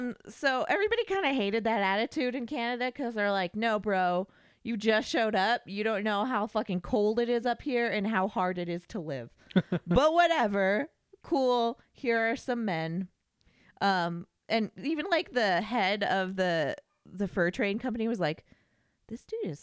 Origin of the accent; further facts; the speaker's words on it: United Kingdom; I am British. I know all.